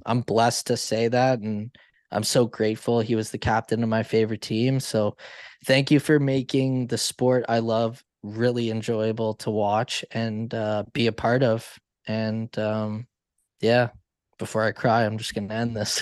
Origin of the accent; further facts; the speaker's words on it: Canada; I'm Canadian